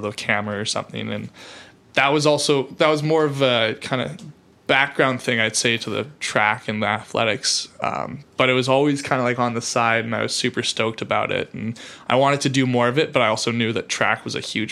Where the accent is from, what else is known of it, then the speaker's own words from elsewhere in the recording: Kelowna, British Columbia, Canada; born in Kelowna, BC